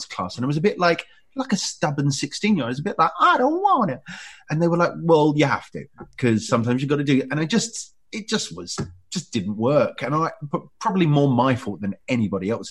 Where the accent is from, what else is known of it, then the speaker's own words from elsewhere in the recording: Ilford, London, United Kingdom; where I grew up in Ilford